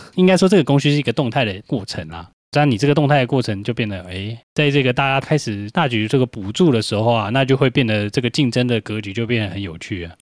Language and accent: Chinese; Taiwan; 我们台湾人多多少少都有一两个朋友在台积电嘛